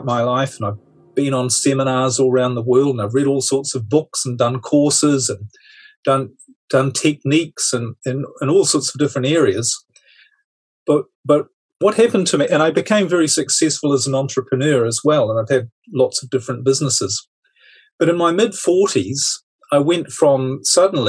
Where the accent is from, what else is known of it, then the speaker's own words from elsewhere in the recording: New Zealand; moved away; I'm originally from New Zealand, so a bit of a globetrotter